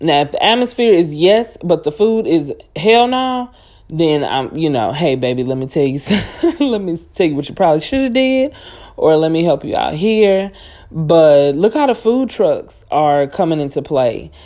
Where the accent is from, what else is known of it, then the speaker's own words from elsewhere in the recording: Cajun, Louisiana, United States; I'm Cajun, so everything come with rice